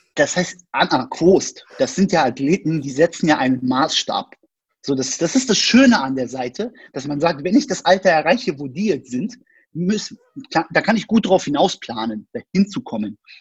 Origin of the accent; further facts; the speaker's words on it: Berlin, Germany; ich bin in Berlin geboren, bin eigentlich Berliner quasi, Ur Urgestein